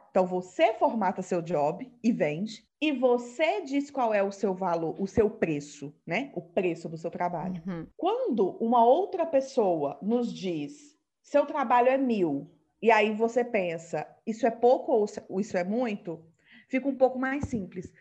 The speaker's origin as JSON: {"language": "Portuguese", "region": "Minas Gerais", "country": "Brazil", "said": "Eu sou mineira"}